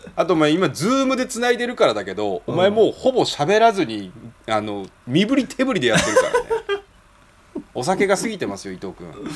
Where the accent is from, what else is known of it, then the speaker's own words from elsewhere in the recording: Tokyo, Japan; also born or lived in Nagoya; 俺が仕事辞めて地元に帰ってきた東京に帰ってきた27歳だから